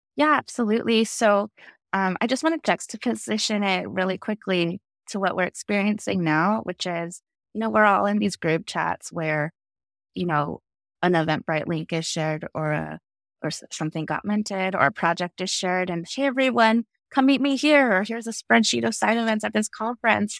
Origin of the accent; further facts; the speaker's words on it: Santa Fe, New Mexico, United States; I grew up in Santa Fe, New Mexico, as one of the only Asian kids in school